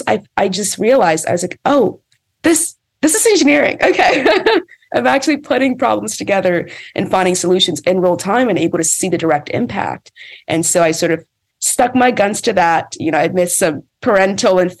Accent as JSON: {"language": "English", "region": "Maryland", "country": "United States", "tie": "born or raised there", "said": "I lived in Maryland. I grew up in Maryland."}